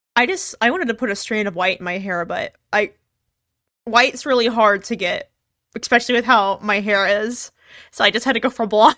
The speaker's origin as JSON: {"language": "English", "region": "Texas", "country": "United States", "tie": "born or raised there", "said": "growing up because of where I'm from. Since I'm from Texas"}